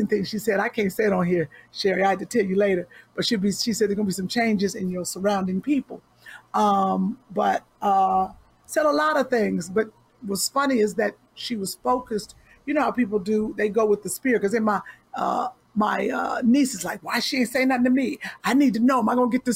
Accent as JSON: {"language": "English", "town": "Cleveland", "region": "Ohio", "country": "United States", "also_born_or_lived": "Nashville, Tennessee", "said": "I'm from Cleveland."}